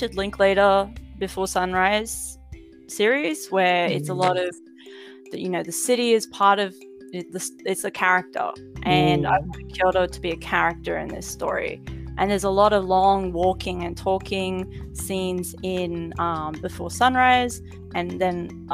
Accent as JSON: {"language": "English", "town": "Mackay", "region": "Queensland", "country": "Australia", "tie": "born or raised there", "moved": "as an adult", "lives_now": "Japan", "said": "I grew up in Mackay, which is a city that has a lot of Italian, Maltese, Greek descendants"}